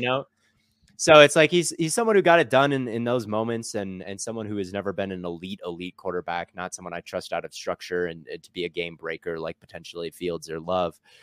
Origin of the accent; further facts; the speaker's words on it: Minnesota, United States; moved away as an adult; also born or lived in Arizona; I grew up in Minnesota as a, as a Packer fan